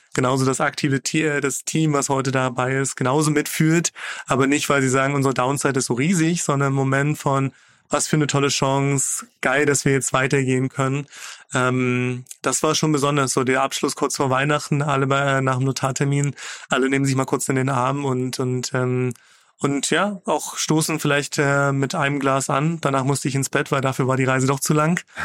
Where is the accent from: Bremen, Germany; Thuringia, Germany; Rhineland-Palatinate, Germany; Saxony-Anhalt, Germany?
Saxony-Anhalt, Germany; Magdeburg; ich komme aus Magdeburg